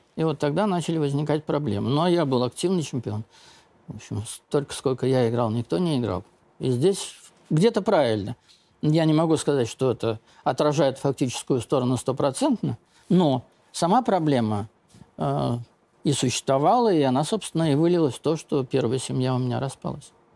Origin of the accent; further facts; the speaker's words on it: Zlatoust, Chelyabinsk Oblast, Russia; мы с Урала из одного города, ну, из Златоуста